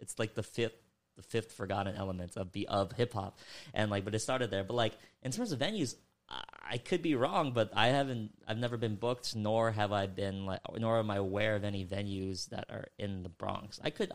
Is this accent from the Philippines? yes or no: yes; Philippines; I'm Filipino myself.